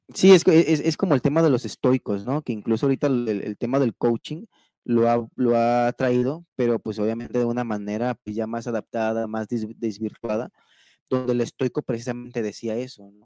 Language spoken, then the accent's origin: Spanish; Mexico; como mexicanos y como ciudadanos